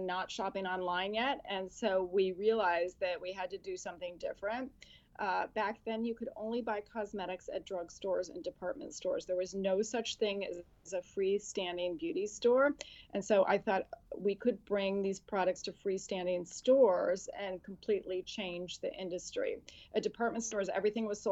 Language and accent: English; California, United States; moved away; also born or lived in Boston / Washington, District of Columbia, United States; I grew up in California